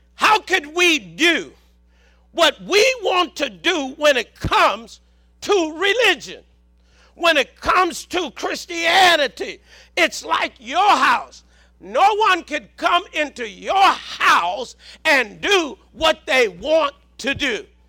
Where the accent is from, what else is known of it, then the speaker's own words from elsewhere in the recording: Southern, United States; accent: Southern; my Southern accent